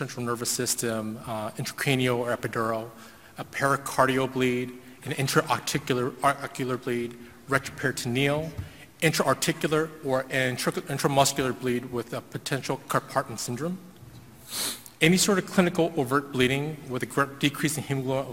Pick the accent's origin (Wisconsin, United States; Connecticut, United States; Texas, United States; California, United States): Texas, United States; Houston; I'm actually from Houston